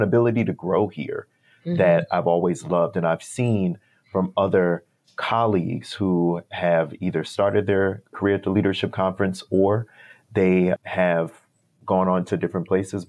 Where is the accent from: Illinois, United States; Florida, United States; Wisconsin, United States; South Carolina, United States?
Wisconsin, United States; moved away; the local organizations that I worked with and for in Wisconsin, my home state